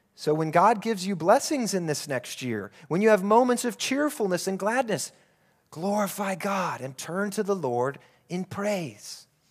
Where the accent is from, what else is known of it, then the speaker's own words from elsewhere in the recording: United States; moved away as an adult; now in Abu Dhabi, United Arab Emirates; my hometown back in the U S